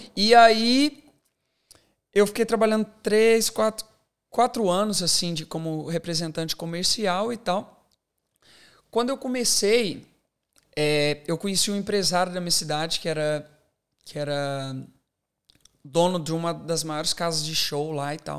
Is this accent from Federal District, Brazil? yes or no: no; Divinópolis, Minas Gerais, Brazil; moved away as an adult; now in Australia; eu cresci, eu sou de Minas Gerais